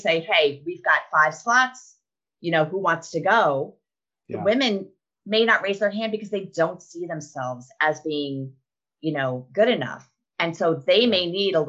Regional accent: New York, United States; now in Arkansas, United States; before I moved to Arkansas, and I'm from New York

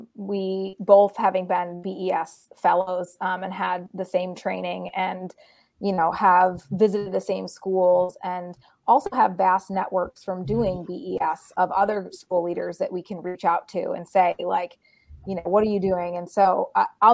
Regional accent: Massachusetts, United States; moved away as an adult; having grown up in Massachusetts

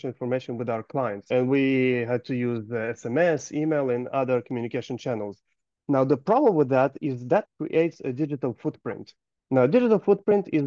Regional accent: Gold Coast, Queensland, Australia; I am from Gold Coast, Australia

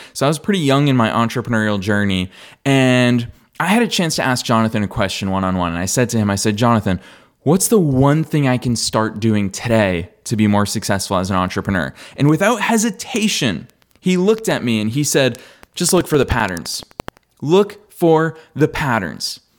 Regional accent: Marlborough, Massachusetts, United States; there's a guy from my hometown who played in the World Cup for the United States men's national team.

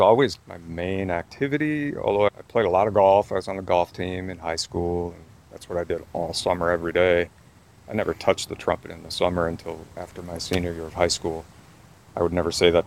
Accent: Brookings, South Dakota, United States; moved away as an adult; now in Golden Valley, Minnesota, United States; Coming from Brookings, South Dakota, a small town of about 13,000 people at that point, and SDSU, same thing, was in my hometown

